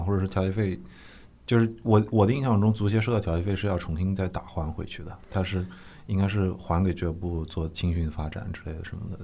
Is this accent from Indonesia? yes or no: no; Nanjing, Jiangsu, China; 我们南京人